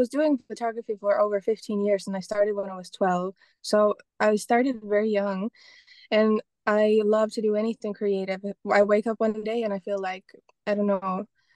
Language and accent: English; Estonia; moved away; also born or lived in London; I'm originally from Estonia